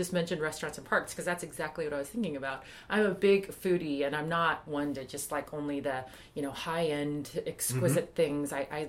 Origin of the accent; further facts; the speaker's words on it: South Korea; just growing up in Korea and early on, just, you know, not having very much.